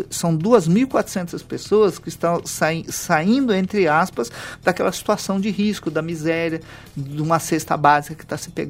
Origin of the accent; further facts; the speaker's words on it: Lins, São Paulo, Brazil; Eu sou da cidade de Lins, uma cidade de 90 mil habitantes.